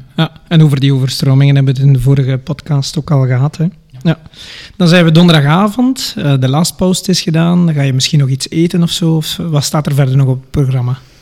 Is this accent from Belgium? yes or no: yes; Staden, Flanders, Belgium; accent: West Flemish; Ik ben afkomstig van Staden, West-Rozebeke en Ledegem